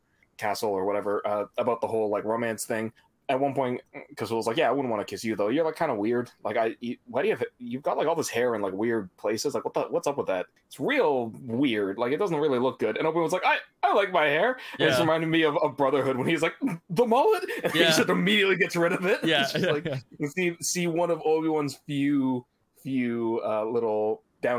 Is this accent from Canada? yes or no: yes; Canada; as a Canadian